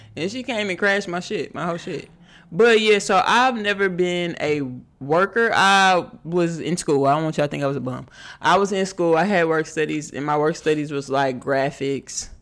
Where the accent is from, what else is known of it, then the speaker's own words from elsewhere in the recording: Houston, Texas, United States; I'm from Houston